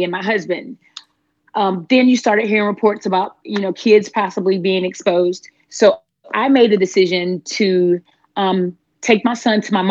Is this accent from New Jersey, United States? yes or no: no; Panama City, Florida, United States; now in Middle Georgia, United States; I'm originally from Panama City, Florida. So I am a Florida native, and I'm currently living in Middle Georgia